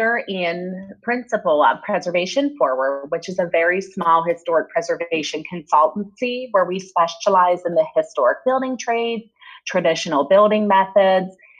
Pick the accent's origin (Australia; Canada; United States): United States; West Virginia; now in Michigan, United States; As a child growing up in West Virginia